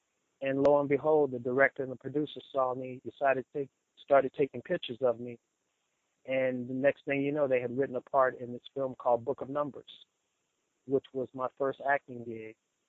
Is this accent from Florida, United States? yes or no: no; Dallas, Texas, United States; moved away; I was originally born and raised in Dallas, Texas.